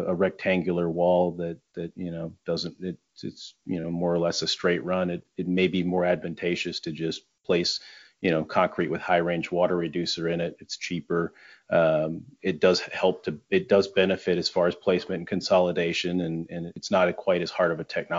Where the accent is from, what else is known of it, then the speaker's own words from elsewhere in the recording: Michigan, United States; I'm from Michigan.